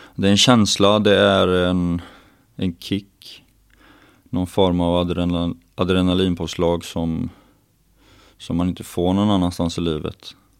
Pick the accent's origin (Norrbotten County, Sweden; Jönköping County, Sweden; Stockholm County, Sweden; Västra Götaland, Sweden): Västra Götaland, Sweden; southern Dalsland; moved away; jag kommer från eh, jantets mecka i södra Dalsland där man inte får vara bra på någonting